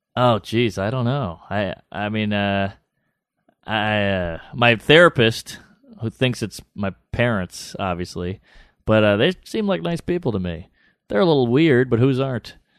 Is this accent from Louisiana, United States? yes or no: yes; New Orleans, Louisiana, United States; I'm from New Orleans